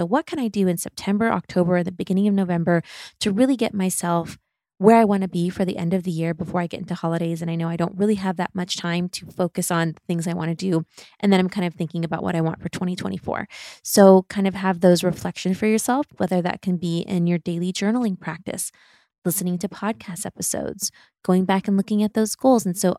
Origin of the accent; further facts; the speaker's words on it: Midwest, United States; also born or lived in Germany; And I grew up in the Midwest and I grew up in Germany